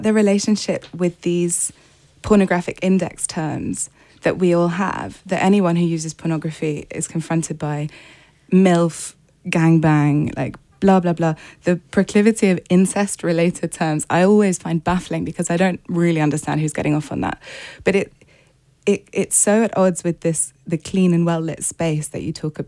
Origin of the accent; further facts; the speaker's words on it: United Kingdom; as a British reader